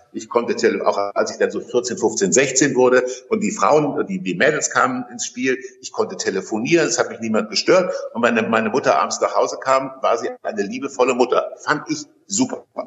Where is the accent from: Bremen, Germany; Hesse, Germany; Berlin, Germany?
Hesse, Germany; Kassel; in meiner Geburtsstadt Kassel